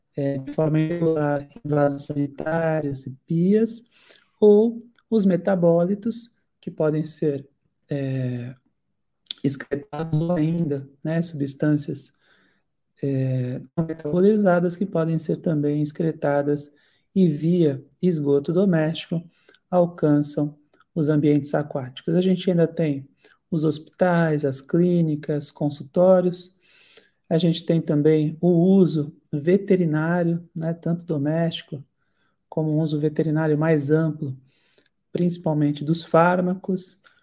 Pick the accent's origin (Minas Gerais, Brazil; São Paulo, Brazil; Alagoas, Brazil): São Paulo, Brazil; Santos; Eu sou de Santos, litoral de São Paulo